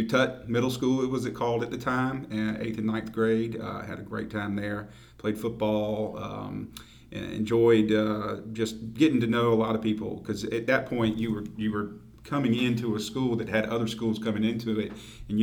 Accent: Augusta, Georgia, United States; I was born here in Augusta in 1964

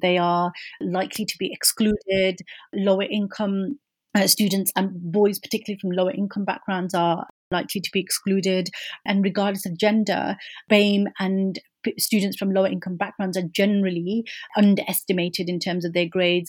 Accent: Birmingham, West Midlands, United Kingdom; coming from inner city Birmingham as a British Muslim woman of Kashmiri heritage

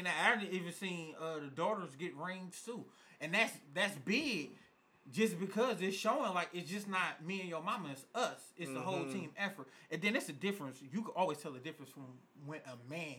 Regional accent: Detroit, Michigan, United States; I'm from Detroit

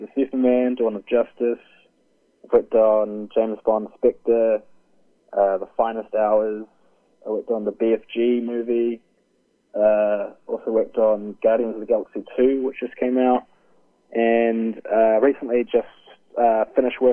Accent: New Zealand; also born or lived in Vancouver, Canada; I was from New Zealand

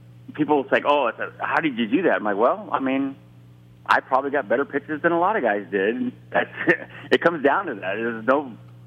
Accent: San Diego, California, United States; I'm from San Diego

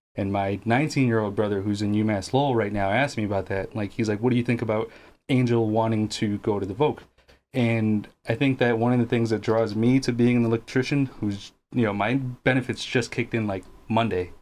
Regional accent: Guatemala; moved away; I wasn't born here. I'm from Guatemala

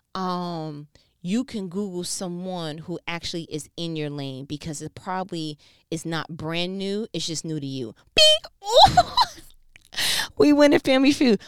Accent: New York, United States; I'm from New York

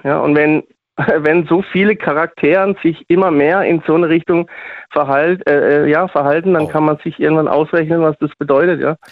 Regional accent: Switzerland; now in Freiburg, Germany; aber bin auch aus der Schweiz. ursprünglich mal

